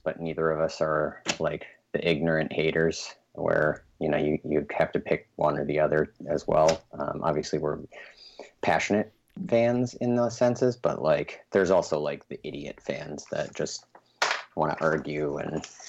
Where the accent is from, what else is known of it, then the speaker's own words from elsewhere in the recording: Wisconsin, United States; now in Chicago, United States; I'm from Wisconsin.